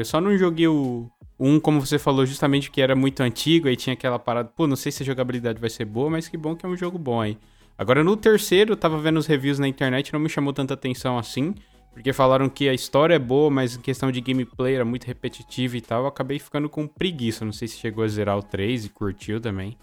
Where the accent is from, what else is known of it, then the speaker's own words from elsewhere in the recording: São Paulo, Brazil; eu sou de São Paulo, né? Nasci em São Paulo